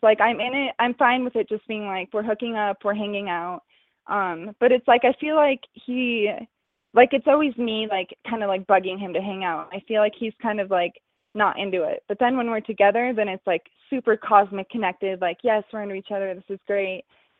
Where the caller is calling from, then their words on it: Denver, Colorado, United States; also born or lived in Wyoming; I'm 23, and I'm actually calling from Wyoming, but I live in Denver.